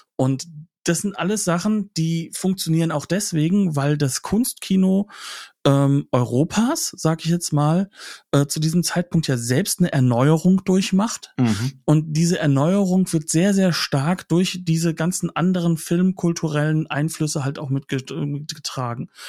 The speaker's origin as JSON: {"language": "German", "country": "Germany", "said": "bei uns in Deutschland"}